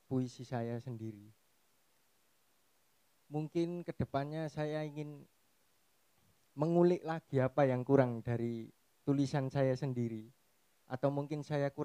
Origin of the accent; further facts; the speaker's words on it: Gresik, East Java, Indonesia; born there; saya notabene bukan asli dari Gresik. Jadi orang tua saya keduanya itu pendatang. Cuma saya emang lahir di Gresik.